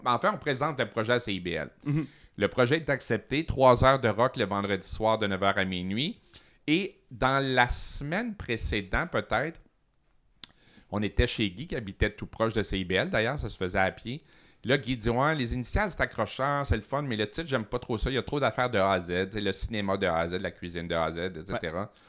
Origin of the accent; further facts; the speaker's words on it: Montreal, Quebec, Canada; also born or lived in Matane; j'ai fait presque toute mon école à Montréal, mais en disant toujours que je venais de Matane